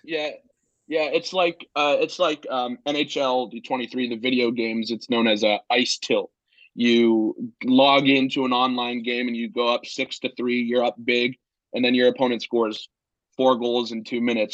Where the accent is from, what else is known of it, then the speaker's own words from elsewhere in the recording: Northern Virginia, United States; moved away as an adult; now in Blacksburg, United States; I'm originally from Northern Virginia, but my mom is from Pittsburgh, so I'm a Penguins fan